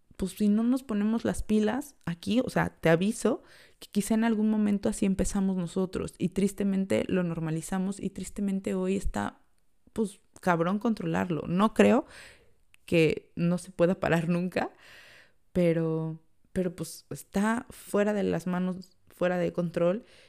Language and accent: Spanish; Mexico; moved away as an adult; now in Ireland; yo que vengo de México